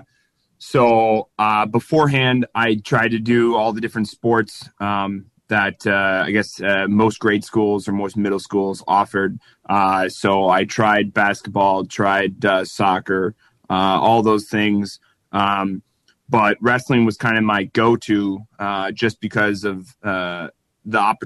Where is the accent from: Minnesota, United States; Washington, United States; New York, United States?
Minnesota, United States; moved away; also born or lived in Colorado Springs; I'm from Minnesota